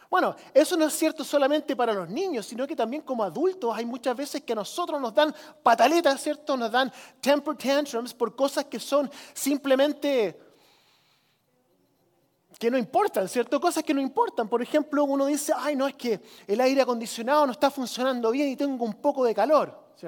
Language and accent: Spanish; Chile; Y yo crecí como misionero en Chile, ¿cierto? En los ochentas cuando era un país del tercer mundo